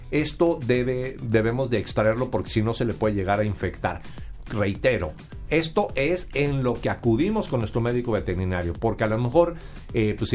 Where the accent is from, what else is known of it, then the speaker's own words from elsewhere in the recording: Sonora, Mexico; Yo creo que esto se parece mucho a lo que allá en, mi tierra consumen, que es la carne, seca, en Sonora.